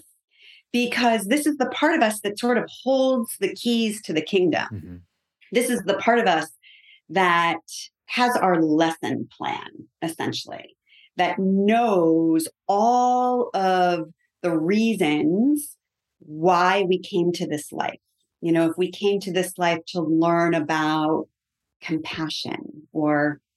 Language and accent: English; Connecticut, United States; moved away; I'm from Connecticut originally